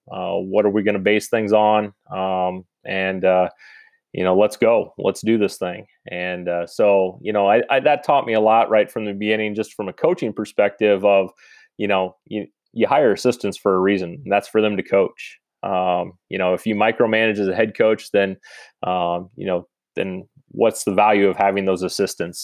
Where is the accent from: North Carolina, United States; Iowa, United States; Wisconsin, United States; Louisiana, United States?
Iowa, United States; Ogden; moved away as an adult; now in Van Meter, United States; I'm originally from Ogden, Iowa, so just north of where I currently am. I went to high school there